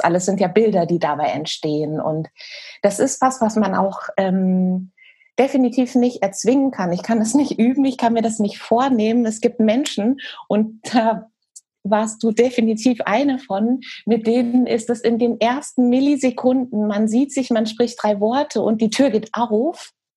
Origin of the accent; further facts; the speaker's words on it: Hesse, Germany; moved away as an adult; also born or lived in Bielefeld / New Zealand; now in Hamburg, Germany; bin eigentlich gebürtige Hessin, bin von dort aber tatsächlich direkt nach dem Abi, ich bin da weg